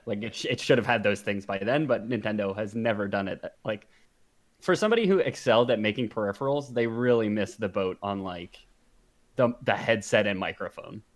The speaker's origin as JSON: {"language": "English", "country": "Canada", "said": "we're, we're Canadian, but we are, you know, Westerners."}